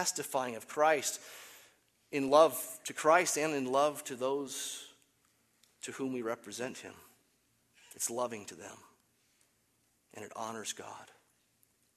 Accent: United States; I'm American

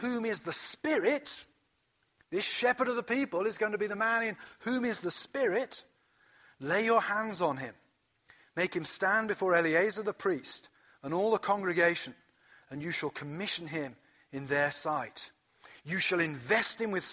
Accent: Gloucestershire, South West England, United Kingdom; now in United States; Where I grew up in Gloucestershire, in the west of England, it was a small town that was built on the wool trade

